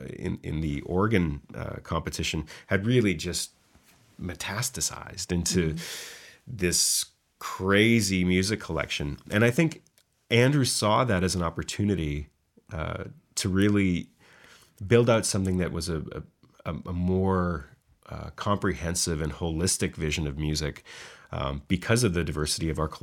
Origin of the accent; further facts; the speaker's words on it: Ontario, Canada; moved away; I'm from Ontario myself